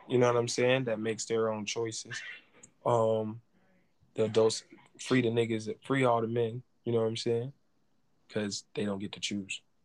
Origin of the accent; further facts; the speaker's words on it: New England, United States; I'm from New England